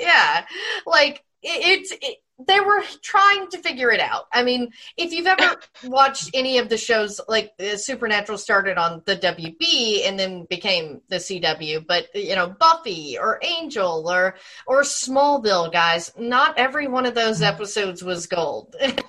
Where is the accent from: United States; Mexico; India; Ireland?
United States; the South; growing up in the South like I did.